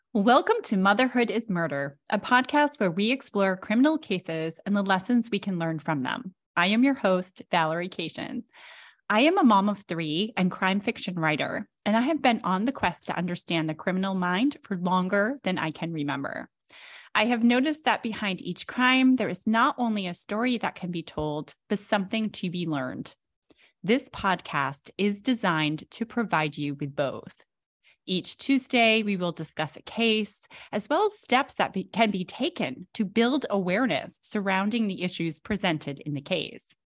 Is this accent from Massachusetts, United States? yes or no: yes; Massachusetts, United States; my home state of Massachusetts